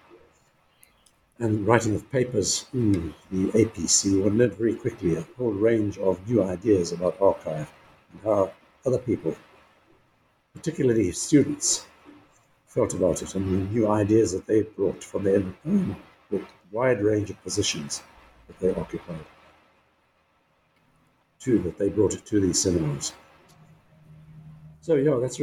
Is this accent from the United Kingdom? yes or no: no; KwaZulu-Natal, South Africa; I grew up in Natal province, as it was then, in South Africa, now KwaZulu-Natal